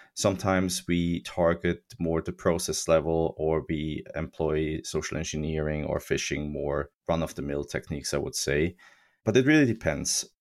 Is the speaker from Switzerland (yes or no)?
yes; Switzerland; I grew up in Switzerland in, in the nineties